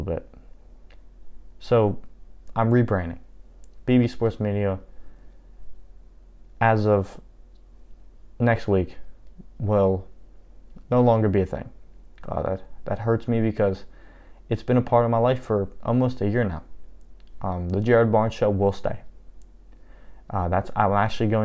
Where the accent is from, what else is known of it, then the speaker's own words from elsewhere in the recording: Dunbar, Pennsylvania, United States; my home is an hour south of Pittsburgh, a little town called Dunbar, and I've never been any further than that away from my home